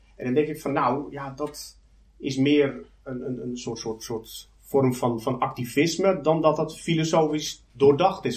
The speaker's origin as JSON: {"language": "Dutch", "country": "Netherlands", "said": "ik kom uit Nederland, domineesland"}